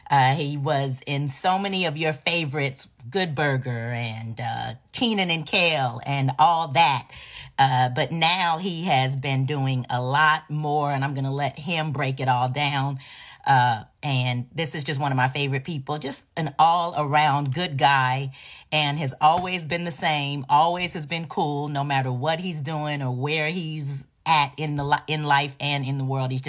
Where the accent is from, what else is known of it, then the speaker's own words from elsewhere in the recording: Chicago, Illinois, United States; now in Los Angeles, United States; south side chicago